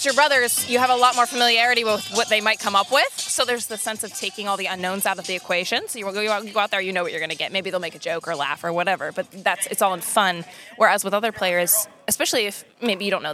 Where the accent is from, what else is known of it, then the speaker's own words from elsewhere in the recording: Maryland, United States; also born or lived in Tampa, Florida; now in Austin, United States; I'm from Maryland